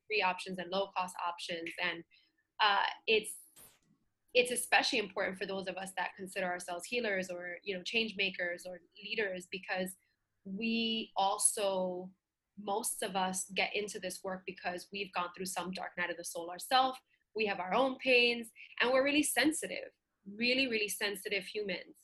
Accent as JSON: {"language": "English", "town": "New York City", "region": "New York", "country": "United States", "tie": "born or raised there", "said": "being a little girl and growing up in Bushwick in Brooklyn"}